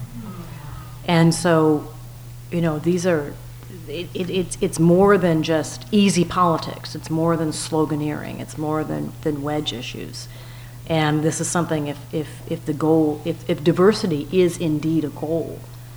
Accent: Minnesota, United States; also born or lived in Birmingham, Alabama; I grew up in Minnesota, and I spent a lot of my time in Birmingham, Alabama.

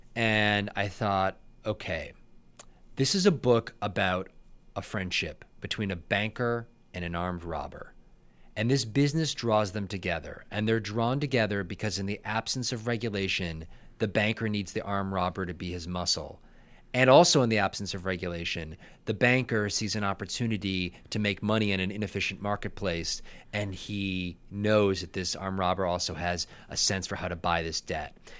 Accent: Buffalo, New York, United States; moved away; I'm from Buffalo, I'm a Buffalo boy

